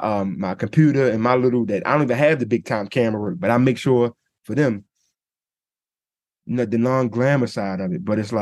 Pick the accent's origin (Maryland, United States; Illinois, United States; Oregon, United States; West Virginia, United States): Maryland, United States; Baltimore; I'm from Baltimore, but I'm not really a Maryland guy.